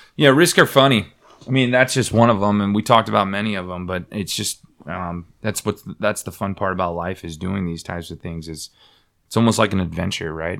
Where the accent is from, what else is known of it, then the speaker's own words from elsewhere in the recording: Bay Area, California, United States; I'm from the Bay Area